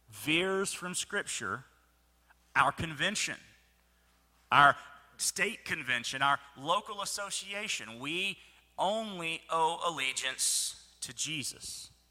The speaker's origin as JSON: {"language": "English", "region": "Mississippi", "country": "United States", "tie": "born or raised there", "said": "Remember, I grew up in Mississippi. I grew up a Mississippi State fan."}